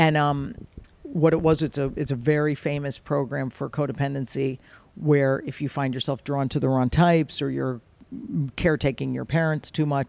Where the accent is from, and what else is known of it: Fairfield, Connecticut, United States; born or raised there